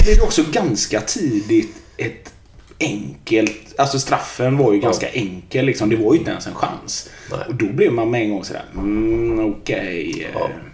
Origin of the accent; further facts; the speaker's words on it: Gothenburg, Västra Götaland, Sweden; also born or lived in Frölunda, Tynnered; Jag är uppväxt i Biskopsgården